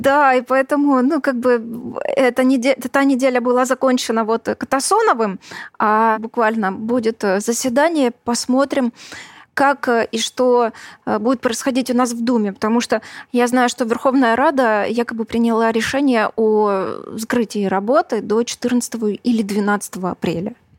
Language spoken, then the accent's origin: Russian; Luhansk, Luhansk Oblast, Ukraine; moved away; also born or lived in Crimea; я родилась в Луганске. Это была Украина. Поэтому я являюсь украинкой.